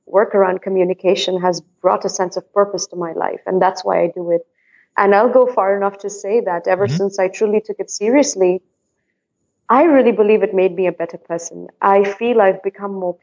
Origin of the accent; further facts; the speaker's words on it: India; now in Netherlands; I am an Indian based in the Netherlands